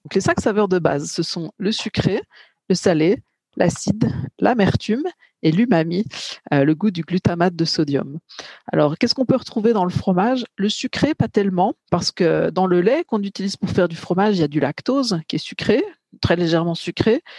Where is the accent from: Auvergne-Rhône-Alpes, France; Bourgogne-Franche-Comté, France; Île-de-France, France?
Bourgogne-Franche-Comté, France; je suis plutôt de Bourgogne-Franche-Comté